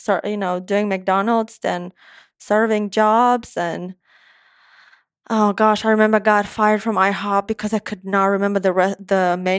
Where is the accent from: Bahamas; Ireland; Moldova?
Moldova; first language Romanian; English is a second language; moved away as an adult; also born or lived in Gulfport, Mississippi; now in Nashville, United States; I was born in Moldova. Moldova is a tiny country, is a third of Tennessee.